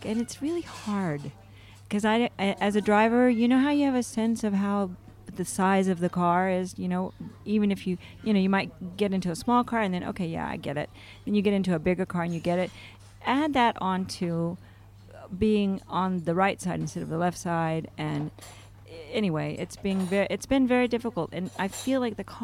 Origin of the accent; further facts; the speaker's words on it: United States; I'm an American